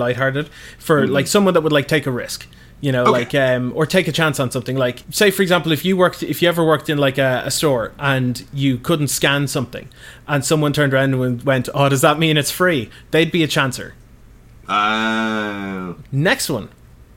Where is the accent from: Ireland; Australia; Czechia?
Ireland; as an Irish person